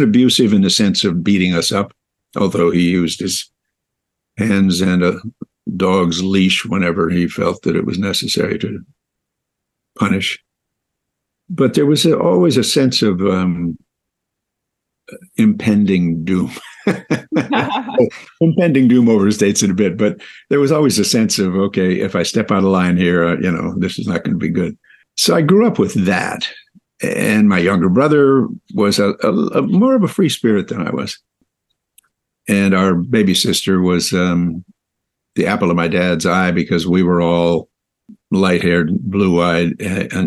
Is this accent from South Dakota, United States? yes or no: no; West Hollywood, California, United States; also born or lived in Minnesota; I was born in Minnesota, but my folks moved here to Los Angeles when I was quite young, two, actually. And I was raised here in West Hollywood, California